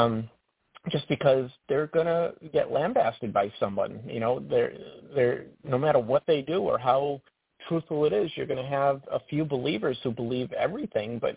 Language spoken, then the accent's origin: English; Worcester, Massachusetts, United States; moved away as an adult; now in North Conway, United States; I'm from Worcester